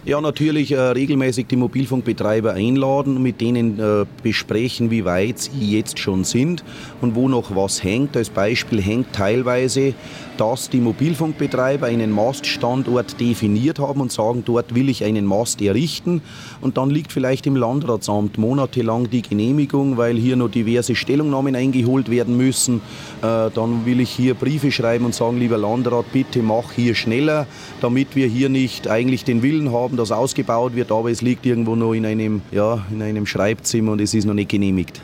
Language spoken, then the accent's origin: German; Lower Bavaria, Germany; ich als Niederbayer